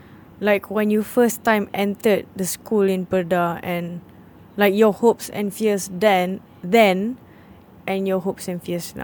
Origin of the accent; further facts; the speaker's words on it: Klang Valley, Malaysia; I'm from the Lembah Klang area